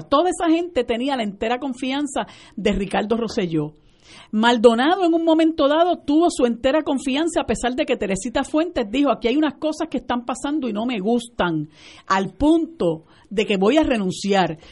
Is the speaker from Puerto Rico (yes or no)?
yes; Puerto Rico; also born or lived in United States; nosotros como puertorriqueños